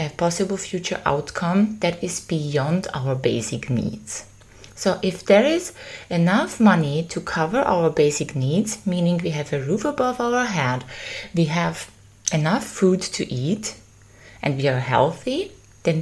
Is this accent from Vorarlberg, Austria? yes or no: no; Vienna, Austria; I am from Vienna